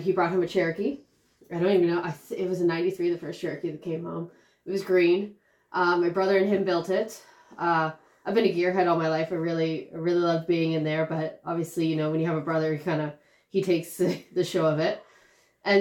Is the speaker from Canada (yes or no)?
yes; Toronto, Ontario, Canada; also born or lived in Pickering; now in Lindsay, Canada; I grew up in Toronto. I grew up out, in downtown Toronto. Then I moved out to the suburbs for a little bit. We're kind of on this thing where we pretty much moved every 9 months